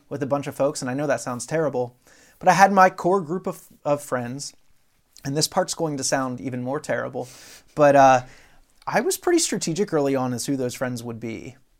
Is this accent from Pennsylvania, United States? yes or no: yes; Dover, Pennsylvania, United States; I grew up in Pennsylvania, South Central P A, a little town called Dover, uh, which is not too far from Harrisburg